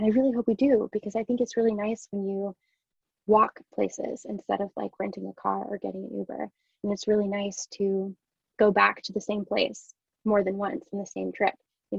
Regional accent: Rhode Island, United States; now in London, United Kingdom; I didn't grow up in London or England or the UK. I grew up in Rhode Island, which in a lot of ways is very similar to here, but is completely different in other ways.

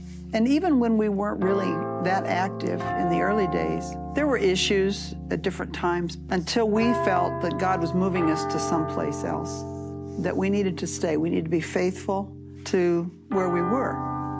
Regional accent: Gibson City, Illinois, United States; moved away as an adult; I'm originally from Gibson City.

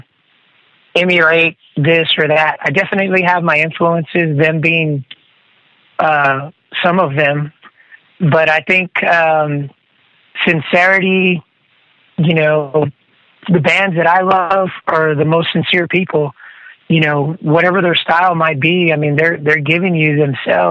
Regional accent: Corpus Christi, Texas, United States; here in Texas, in my hometown, Corpus Christi

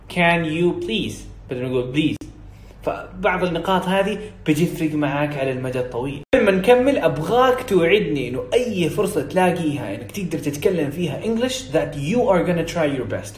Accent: Saudi Arabia; accent: Saudi; أنا بتكلم سعودي، عشت بنت سعوديين وسعودي

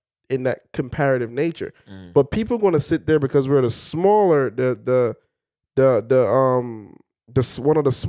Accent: Belize; moved away; I'm from Belize

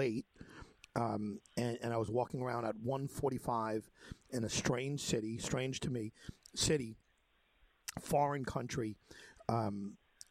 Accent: United States; I'm an American

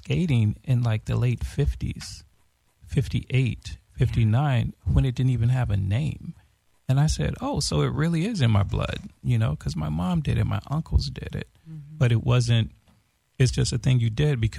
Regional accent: Los Angeles, California, United States; also born or lived in Watts, Los Angeles / Florence, Los Angeles; I was raised in Venice

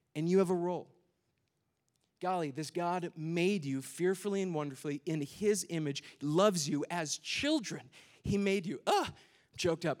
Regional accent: Minnesota, United States; I'm from Minnesota

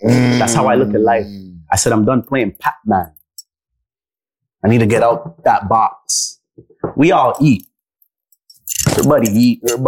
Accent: Toronto, Ontario, Canada; I said, Toronto

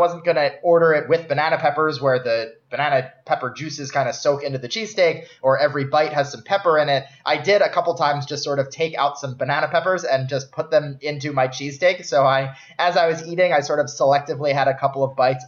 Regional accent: outside of Philly, Pennsylvania, United States; now in New York City, United States; we grew up in outside of Philly

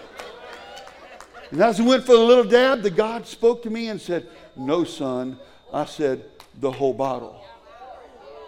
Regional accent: Cajun, Louisiana, United States; I'm Cajun.

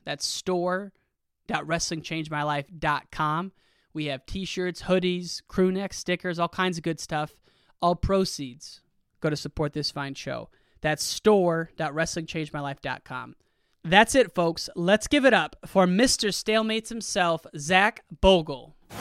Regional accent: United States; now in Chicago, United States; I'm from a small town right in the Quad City area. about six thousand people

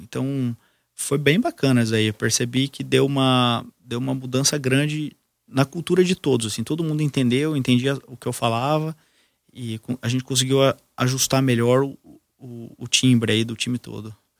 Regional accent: Brazil; sou brasileiro, vou ficar aqui

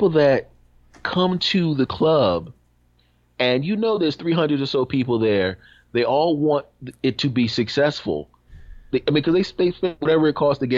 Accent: Philadelphia, Pennsylvania, United States; my hometown, Philadelphia

